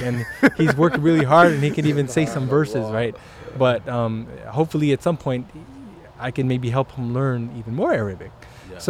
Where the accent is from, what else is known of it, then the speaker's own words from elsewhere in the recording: San Diego, California, United States; now in Cleveland, United States; I'm Filipino, parents are from the Philippines, born and raised in San Diego